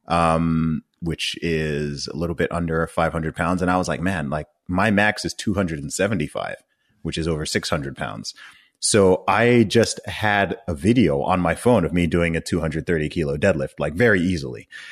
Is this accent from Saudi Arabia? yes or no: yes; Saudi Arabia; moved away; also born or lived in England / United States; I grew up in Saudi Arabia.